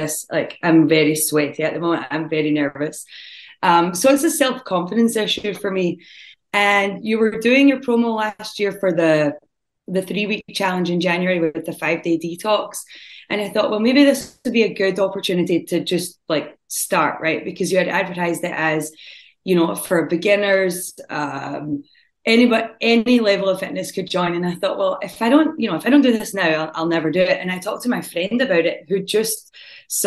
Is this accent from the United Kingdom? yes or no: yes; Scotland, United Kingdom; moved away as an adult; now in Algonquin, United States; I am originally from Scotland